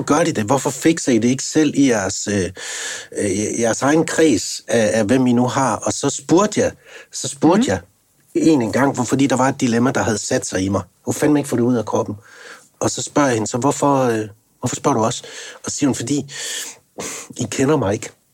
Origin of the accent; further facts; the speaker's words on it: North Jutland, North Denmark Region, Denmark; jeg kommer ligesom jeg er op fra Nordjylland